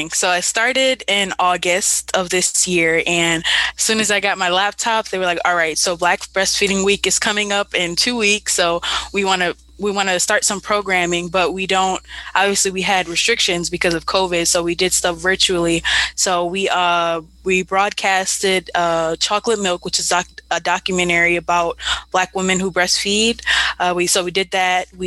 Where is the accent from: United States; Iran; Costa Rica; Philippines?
United States; Buffalo, New York; I was born and raised in Buffalo, involved in several uh, social action organizations in Buffalo.